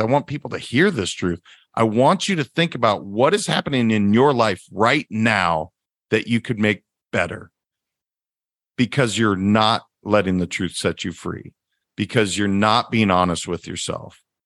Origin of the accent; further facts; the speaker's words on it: Montana, United States; moved away; I'm originally from Montana